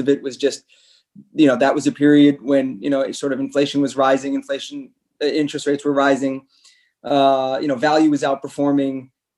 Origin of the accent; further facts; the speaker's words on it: France; also born or lived in Chicago; So I guess my parents are both American. I was born in Chicago and we moved to France when I was six.